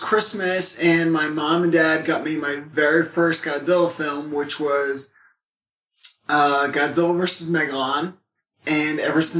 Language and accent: English; Scituate, Rhode Island, United States; I'm from Scituate, Rhode Island, a very small town, no kaiju action whatsoever.